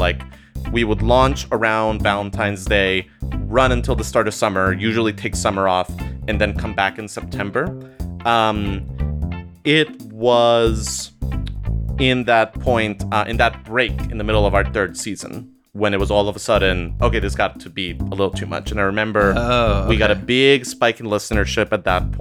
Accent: Costa Rica; now in United States; I'm originally from Costa Rica. I immigrated to the United States

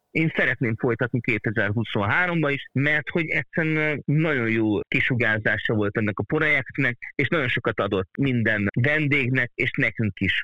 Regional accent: Hungary; ha már magyarok vagyunk

